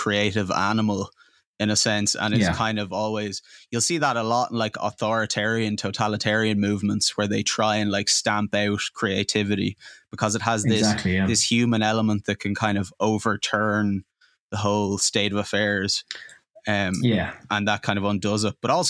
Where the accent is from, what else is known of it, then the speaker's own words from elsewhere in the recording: Dublin, Leinster, Ireland; young guys growing up in Dublin, in like, you know, the suburbs